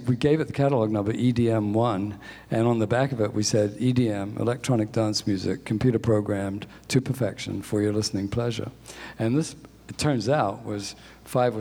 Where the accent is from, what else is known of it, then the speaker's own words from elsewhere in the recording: New Zealand; moved away as an adult; also born or lived in England; I grew up in New Zealand, although I was born in England